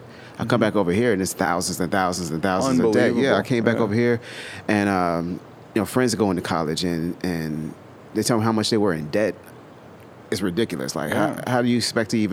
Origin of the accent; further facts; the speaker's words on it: Georgia, United States; moved away as an adult; also born or lived in Germany / Italy; I grew up in Georgia. I grew up in a small country town in Georgia